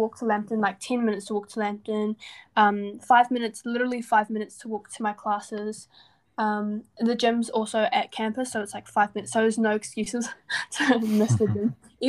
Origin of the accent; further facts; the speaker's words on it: Porirua, Wellington, New Zealand; I was born in Kenepuru Hospital in Porirua. So I'm from Wellington, Porirua.